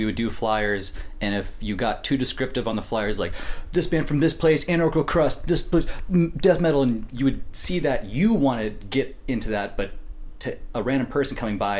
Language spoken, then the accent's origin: English; North Dakota, United States; moved away; I'm from North Dakota originally.